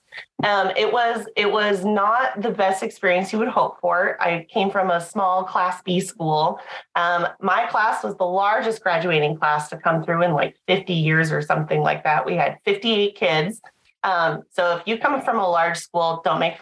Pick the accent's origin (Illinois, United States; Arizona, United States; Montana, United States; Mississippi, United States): Montana, United States; now in North Dakota, United States; I'm originally from Montana. I'm a 406 girl through and through. I grew up on a ranch.